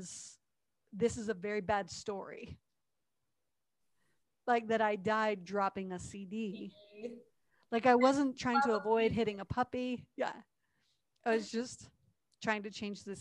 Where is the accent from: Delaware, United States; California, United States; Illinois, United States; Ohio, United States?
Ohio, United States; moved away as an adult; also born or lived in Tennessee; I was coming from Tennessee to Ohio, home for the summer after school